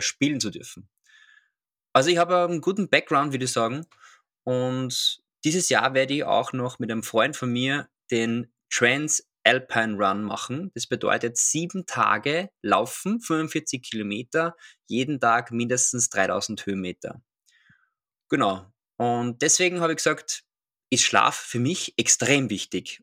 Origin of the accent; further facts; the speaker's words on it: Austria; now in Vienna, Austria; Ich komme aus Österreich. Man hört es vielleicht. Ähm, ursprünglich komme ich aus einer kleinen Stadt namens Sterik. Und jetzt bin ich in Wien.